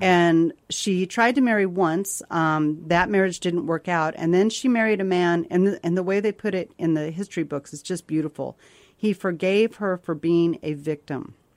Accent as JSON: {"language": "English", "town": "Victor", "region": "Colorado", "country": "United States", "tie": "born or raised there", "said": "my hometown of Victor, Colorado"}